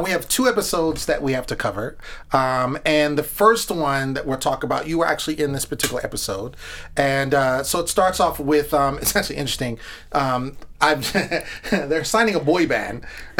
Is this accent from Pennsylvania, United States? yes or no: no; Northern California, United States; now in Los Angeles, United States; I'm from Northern California.